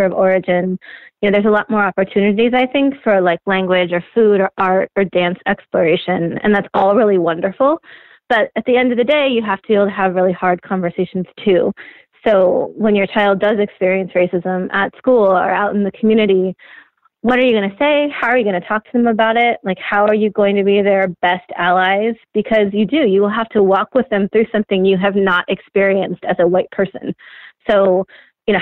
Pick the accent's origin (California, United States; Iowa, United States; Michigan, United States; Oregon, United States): Oregon, United States; moved away; I was back in my home state. I'm not from Portland, but a lot of my friends have moved there and my sister's there